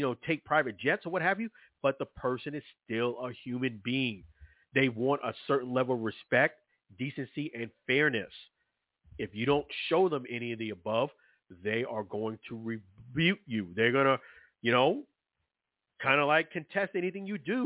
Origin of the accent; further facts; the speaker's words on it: New York City, New York, United States; I'm from Brooklyn, New York